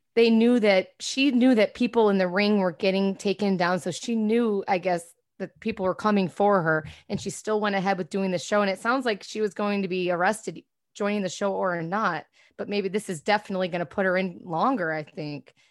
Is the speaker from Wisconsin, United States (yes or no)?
no; Rochester, New York, United States; moved away; I grew up in Rochester, New York, upstate